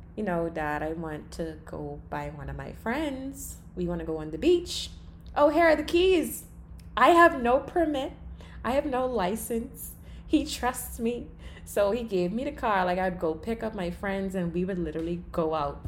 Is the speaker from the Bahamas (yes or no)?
yes; Long Island, Bahamas; I grew up on Long Island. That's an island in the Bahamas, in the central part of the Bahamas